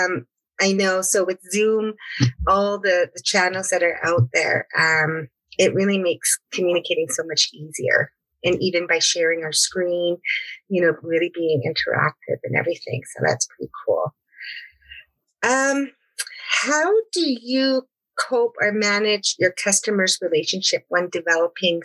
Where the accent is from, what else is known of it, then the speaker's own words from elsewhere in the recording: Blood Tribe, Alberta, Canada; I am from the Blood Tribe